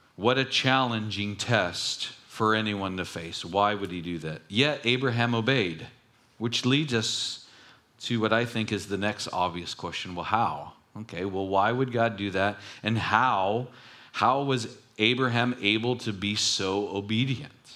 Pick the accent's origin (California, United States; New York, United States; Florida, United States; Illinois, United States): California, United States; Long Beach; when I grew up in Long Beach